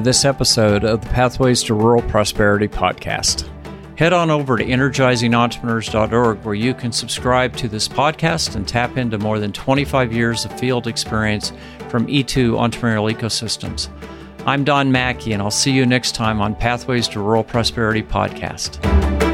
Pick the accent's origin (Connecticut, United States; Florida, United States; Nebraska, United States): Nebraska, United States; Sand Hills, central; my home country and the ranching country of central Nebraska called the Sand Hills